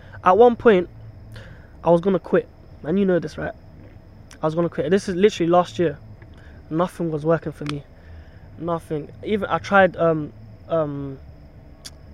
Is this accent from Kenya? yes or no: yes; Kenya; now in United Kingdom; I'm from Kenya, but I've got family in Tanzania